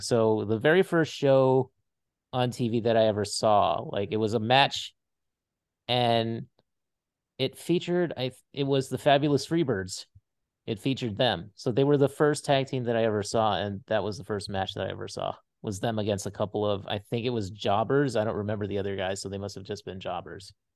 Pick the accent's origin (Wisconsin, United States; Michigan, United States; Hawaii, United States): Hawaii, United States; moved away as an adult; I grew up in Hawaii